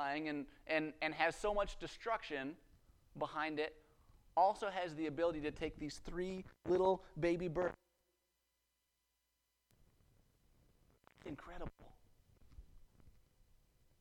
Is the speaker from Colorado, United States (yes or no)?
yes; Western Colorado, United States; I grew up in Western Colorado